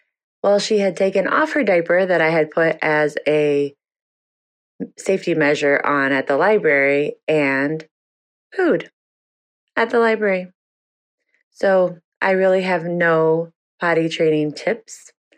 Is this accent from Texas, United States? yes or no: no; Iowa, United States; from the Quad Cities in Iowa.